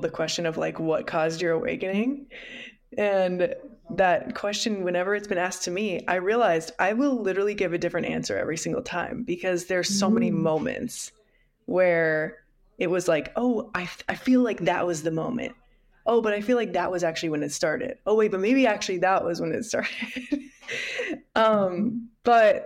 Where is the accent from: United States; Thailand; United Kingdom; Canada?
United States; Midwest; I grew up in the Midwest